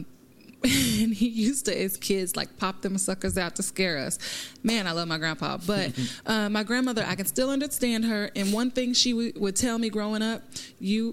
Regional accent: Lawrence, Kansas, United States; I grew up in Lawrence, Kansas, which is predominantly white.

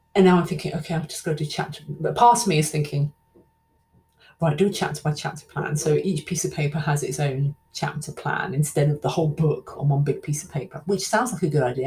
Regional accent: London, United Kingdom; I'll probably sound like Dick Van Dyke, like I'm not really from London at all. I am. I am.

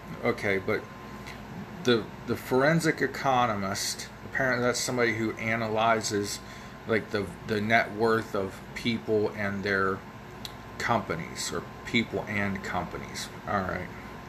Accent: United States; I grew up in America

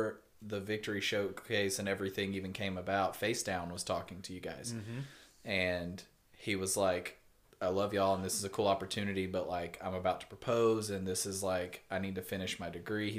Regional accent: Abilene, Texas, United States; We grew up in Abilene, Texas. There's nothing here.

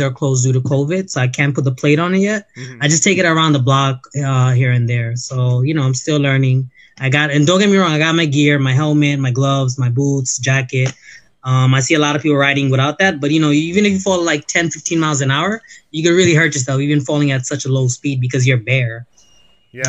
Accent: New York City, New York, United States; also born or lived in Brooklyn; I was actually born in Brooklyn and I grew up in the Bronx.

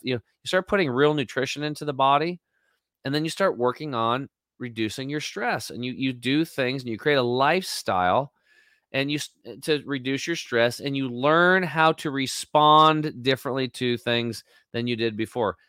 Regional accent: Eastern Oregon, United States; I'm a redneck from Eastern Oregon

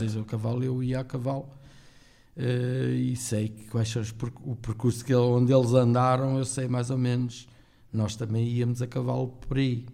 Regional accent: Torres, Portugal; also born or lived in Angola / Switzerland; eu sou o que sou porque se calhar nunca saí de Torres

